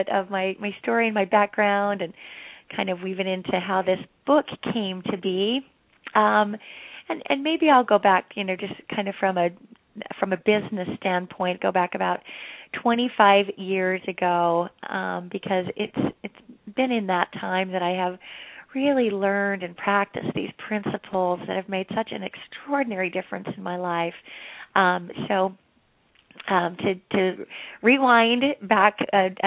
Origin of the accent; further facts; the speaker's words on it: Utah, United States; I grew up in Utah